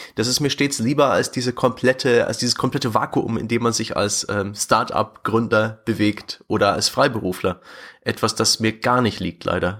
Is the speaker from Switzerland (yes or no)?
no; near the German-Czech border, eastern Saxony, Germany; moved away; also born or lived in Fürth; Ich bin im tiefen Osten geboren, nahe der deutsch-tschechischen Grenze in Ostsachsen